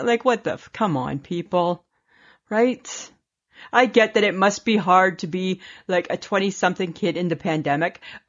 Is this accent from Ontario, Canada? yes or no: yes; Wasaga Beach, Ontario, Canada; my hometown area.